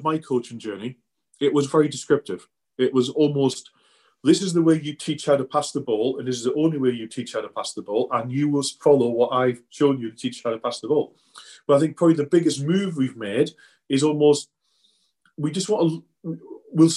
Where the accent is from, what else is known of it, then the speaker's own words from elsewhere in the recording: the Northeast, North East England, United Kingdom; I grew up in the Northeast. My uncle was a joiner, worked on the shipyards, Swan Hunters, on the River Tyne there